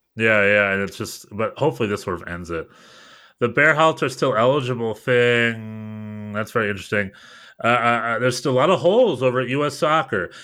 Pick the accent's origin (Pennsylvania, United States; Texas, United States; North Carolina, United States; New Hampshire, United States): North Carolina, United States; I'm from North Carolina